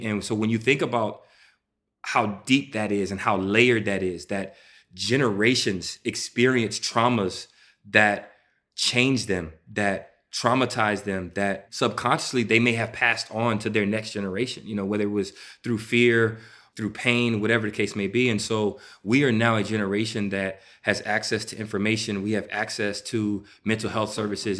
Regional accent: Houston, Texas, United States; I'm from Houston, Texas

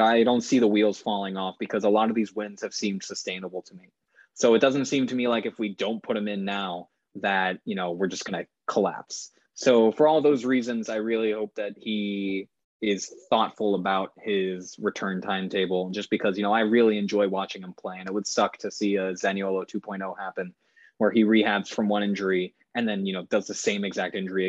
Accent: United States; for us Americans

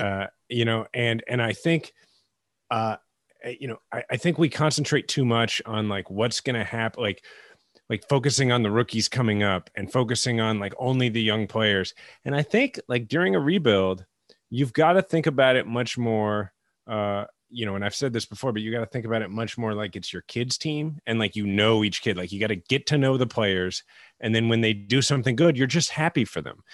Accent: Kansas City, Missouri, United States; growing up in Kansas City

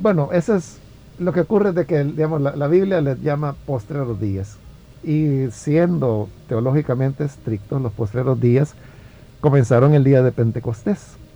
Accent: El Salvador; yo amo servir al Señor en mi país

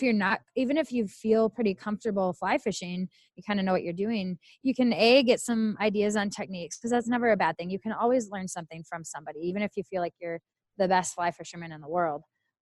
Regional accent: Minnesota, United States; accent: Minnesota; moved away

